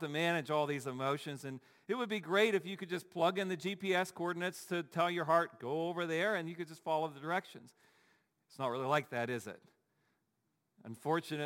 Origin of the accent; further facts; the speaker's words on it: Dayton, Ohio, United States; now in Pittsburgh, United States; I'm from Dayton, Ohio